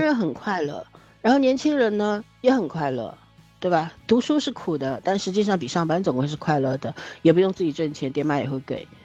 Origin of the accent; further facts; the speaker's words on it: China; 我们中国人活得特别紧张